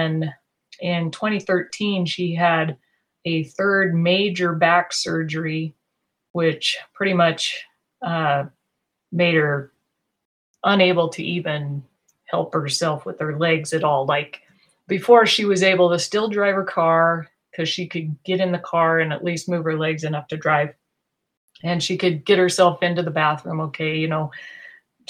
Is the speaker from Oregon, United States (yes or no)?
yes; Eastern Oregon, United States; I grew up in Eastern Oregon